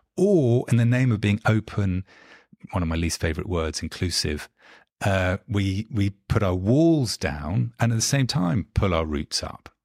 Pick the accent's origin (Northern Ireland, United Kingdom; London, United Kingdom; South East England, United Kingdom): London, United Kingdom; London born and bred, not, not American, and grew up, uh, actually, I'm, I'm sitting in London at the moment and grew up just a kind of mile and a half or so from where, where I'm sitting at the moment.